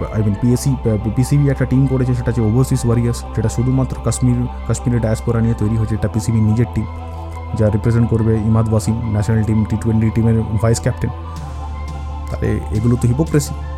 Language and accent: Bangla; Kolkata, West Bengal, India; আমাদের কলকাতাতে